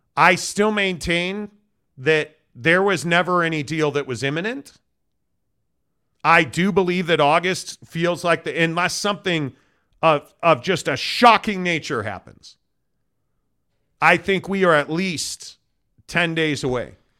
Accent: Midwest, United States; Growing up in the Midwest

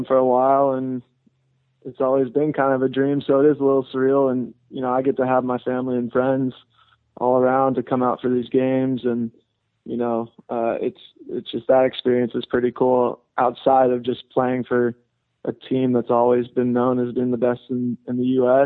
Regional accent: Burbank, California, United States; I grew up in Southern California here

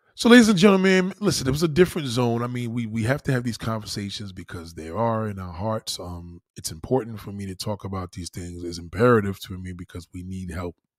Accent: New York, United States; moved away as an adult; now in South Carolina, United States; I'm a New Yorker to the bone

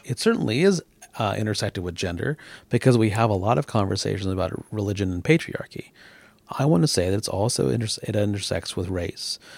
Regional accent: United States; moved away as an adult; now in Canada; an American who's now a naturalized Canadian

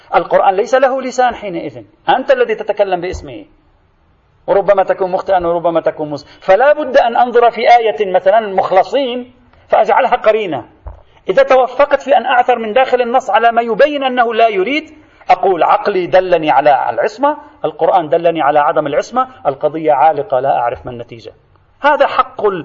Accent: Lebanon; عندنا في لبنان

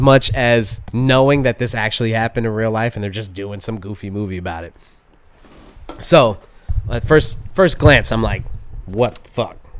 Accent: United States; being an American

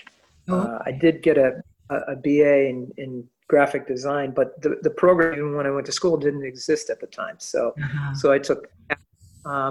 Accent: Middletown, Connecticut, United States; moved away as an adult; also born or lived in Fairfield County, Connecticut; A native New Englander and born and raised in Middletown, Connecticut

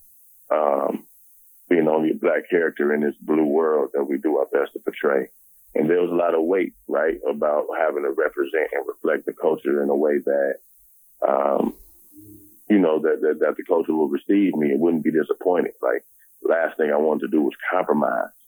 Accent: Harvey, Illinois, United States; also born or lived in Chicago; I'm from Harvey, Illinois

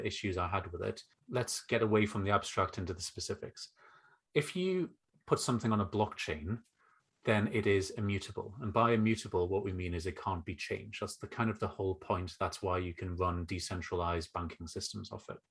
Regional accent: North East England, United Kingdom; as you can hear, probably from my accent, um, I grew up and now live in the northeast of England

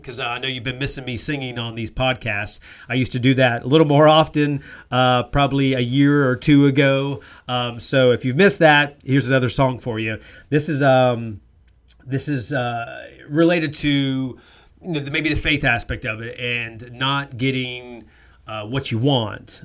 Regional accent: North Carolina, United States; moved away; growing up in North Carolina, how basketball was king for me

